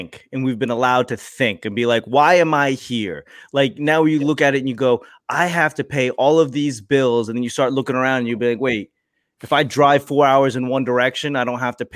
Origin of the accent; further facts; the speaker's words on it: Boston, Massachusetts, United States; moved away as an adult; also born or lived in Los Angeles / Washington, District of Columbia, United States; I grew up in Boston